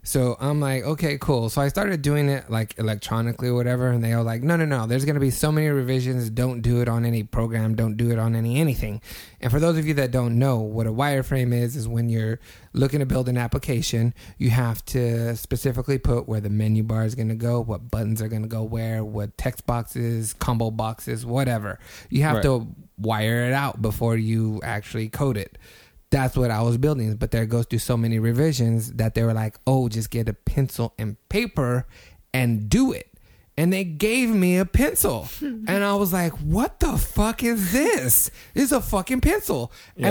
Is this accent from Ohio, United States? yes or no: no; Fresno, California, United States; I'm from Fresno, California.